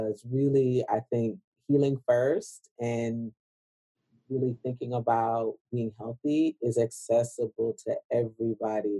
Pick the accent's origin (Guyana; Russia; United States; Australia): Guyana; growing up from Guyana